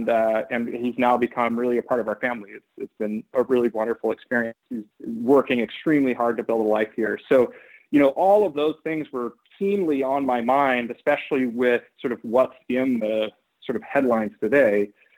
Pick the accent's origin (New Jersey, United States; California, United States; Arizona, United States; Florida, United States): California, United States; Oakland; And so I ended up being born in California and growing up in Oakland, but in a household that was very atypical among my friends.